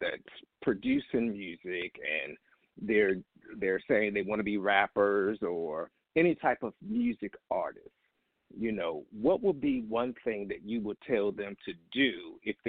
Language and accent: English; Virginia, United States; moved away; I'm from the 757